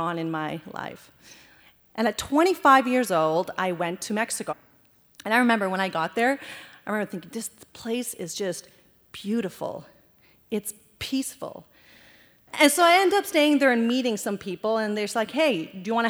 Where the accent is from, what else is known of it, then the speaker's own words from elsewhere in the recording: Canada; also born or lived in Afghanistan / Iran / India; Growing up in Canada